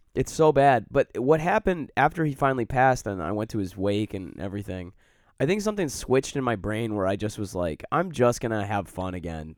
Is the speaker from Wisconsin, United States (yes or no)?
no; Detroit, Michigan, United States; now in Chicago, United States; I grew up in Detroit